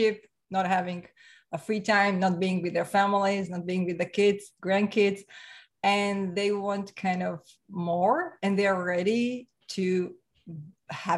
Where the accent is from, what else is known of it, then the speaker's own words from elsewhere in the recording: Slovakia; English is a second language; now in Canada; I'm from Slovakia. So former Czechoslovakia, right? So Central Europe, and came to Canada about 24 years ago. So that's my accent.